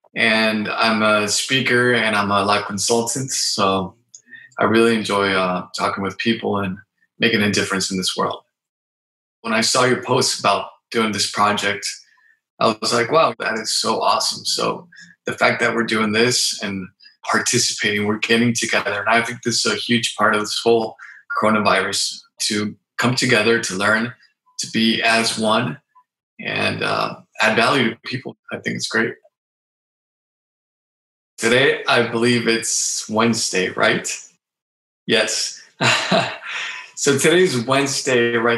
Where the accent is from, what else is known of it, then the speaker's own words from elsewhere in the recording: Mexico City, Mexico; born there; also born or lived in San Diego, United States; now in Tijuana, Mexico; I currently live in Tijuana, Mexico, in Baja California. I was born in Mexico City.